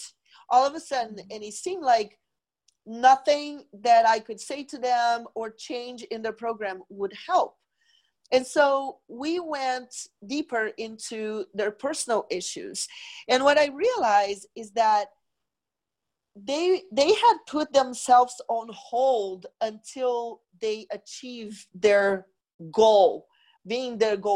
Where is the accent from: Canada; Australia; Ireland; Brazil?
Brazil; moved away as an adult; now in United States; I am originally from Brazil. I moved to the U.S. in 1995 to go to fashion school